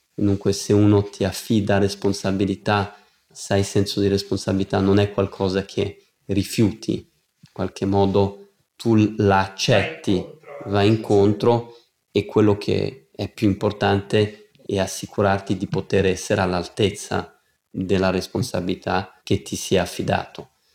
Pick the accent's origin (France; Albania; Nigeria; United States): United States; moved away; siamo nati in America con mio fratello